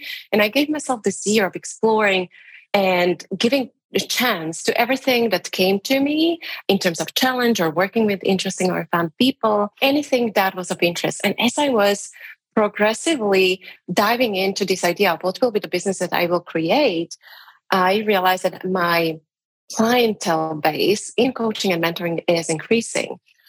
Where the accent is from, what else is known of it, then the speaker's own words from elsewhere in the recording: Slovakia; now in Prague, Czech Republic; So I'm currently based in Prague. I come from Slovakia originally